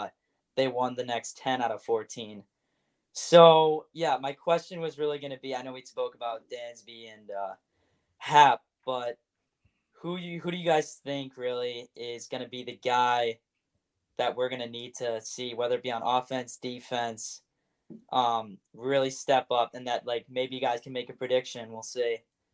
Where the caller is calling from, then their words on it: Glen Ellyn, Illinois, United States; I'm calling from Glen Allen, Illinois, western suburbs of Chicago.